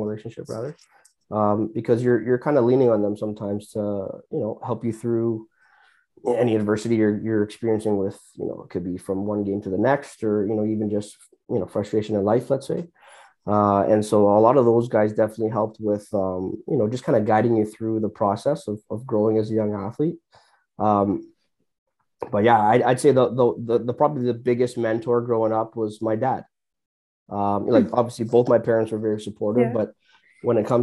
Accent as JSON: {"language": "English", "town": "Brampton", "region": "Ontario", "country": "Canada", "tie": "born or raised there", "said": "growing up, I'm from Brampton, growing up in Brampton"}